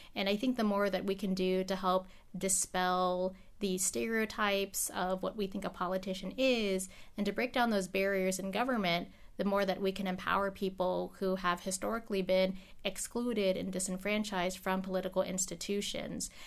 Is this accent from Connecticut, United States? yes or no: no; Alaska, United States; first language English; everyone has emigrated from the Philippines except for me. I'm born here. English is my first language